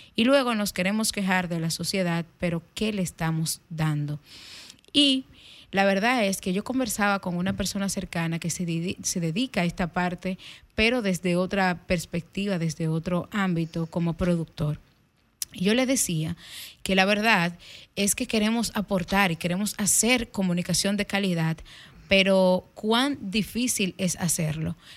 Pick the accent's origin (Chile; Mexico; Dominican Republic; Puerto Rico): Dominican Republic; Dajabón; yo soy de la zona fronteriza, soy de Dajabón.